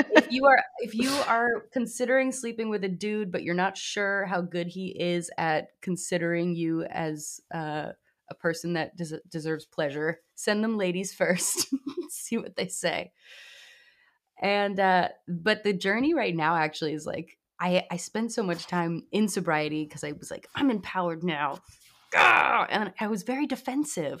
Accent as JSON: {"language": "English", "town": "New York City", "region": "New York", "country": "United States", "tie": "born or raised there", "said": "I grew up in New York City"}